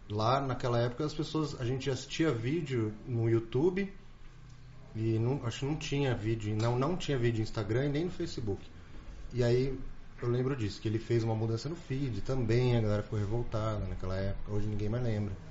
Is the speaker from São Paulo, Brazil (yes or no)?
yes; São Paulo, Brazil; Não, eu sou de São Paulo, eu vim resolver umas coisas aqui e, e, e vim ver o seu negócio.